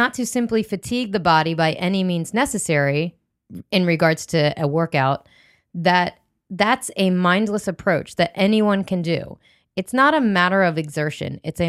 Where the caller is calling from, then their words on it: Alexandria, Virginia, United States; I'm recording from Alexandria, Virginia